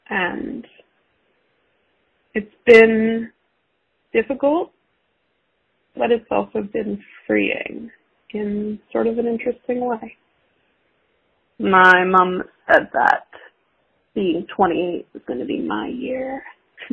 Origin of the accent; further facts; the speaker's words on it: United States; I'm American